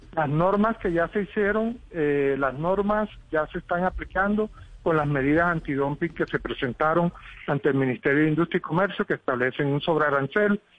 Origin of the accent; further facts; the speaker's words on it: Colombia; nosotros como colombianos, los que estamos en las ciudades